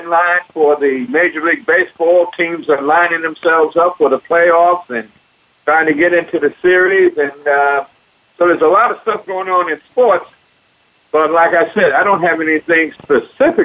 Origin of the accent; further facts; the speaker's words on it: New York City, New York, United States; Growing up in Brooklyn, New York